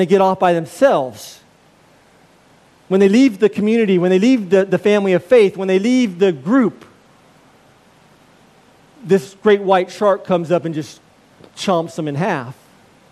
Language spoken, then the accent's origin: English; United States; I'm an American